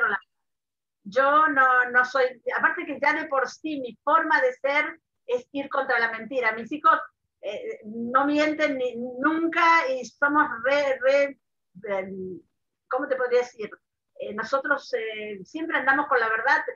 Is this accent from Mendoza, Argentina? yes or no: yes; Mendoza, Argentina; moved away as an adult; also born or lived in Buenos Aires; now in Israel; yo, nací en Buenos Aires, a los ocho años fuimos a vivir a Mendoza